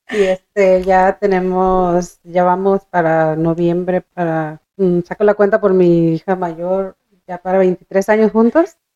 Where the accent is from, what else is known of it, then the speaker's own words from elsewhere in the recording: Michoacán, Mexico; Pues yo también soy michoacana.